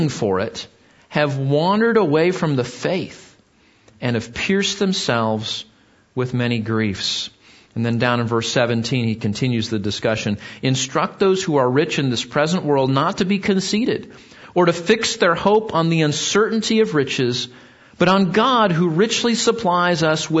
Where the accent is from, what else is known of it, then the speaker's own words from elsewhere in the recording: Southern California, United States; where I grew up in Southern California